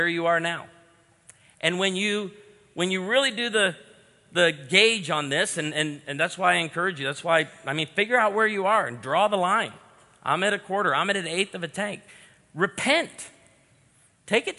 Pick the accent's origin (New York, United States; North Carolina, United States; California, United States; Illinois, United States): Illinois, United States; outside of Chicago; I grew up outside of Chicago